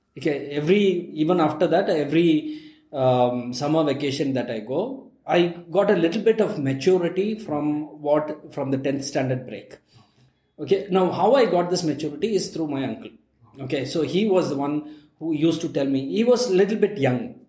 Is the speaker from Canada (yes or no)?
no; Ooty, Tamil Nadu, India; now in Bangalore, India; I'm from Ooty originally, right? Where we don't have much of exposure.